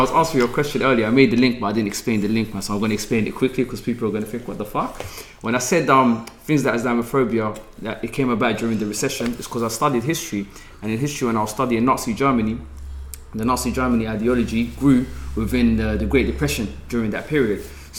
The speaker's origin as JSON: {"language": "English", "town": "Manchester", "region": "North West England", "country": "United Kingdom", "tie": "born or raised there"}